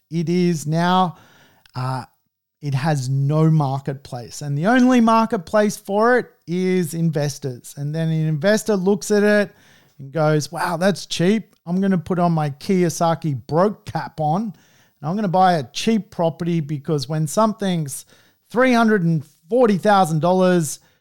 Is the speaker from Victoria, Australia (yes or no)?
no; Sydney, New South Wales, Australia; I'm from Sydney